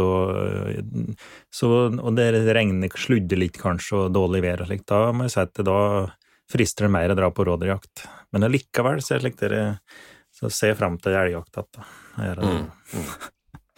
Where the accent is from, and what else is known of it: Finnskogen, Innlandet, Norway; accent: Finnskogen dialect